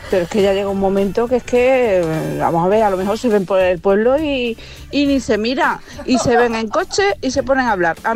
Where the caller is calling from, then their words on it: Olivenza, Extremadura, Spain; de Olivenza.